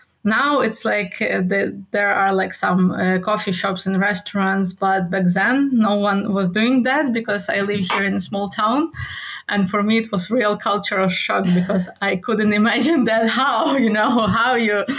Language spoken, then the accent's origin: English; Lviv, Lviv Oblast, Ukraine; English is a second language; moved away as an adult; now in Poland; Yeah, Lviv is amazing. So it's my hometown.